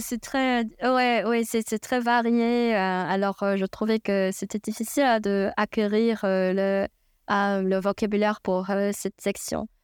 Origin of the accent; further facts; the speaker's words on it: China; French is a second language; moved away as an adult; also born or lived in United States; now in New York City, United States; je viens de Chine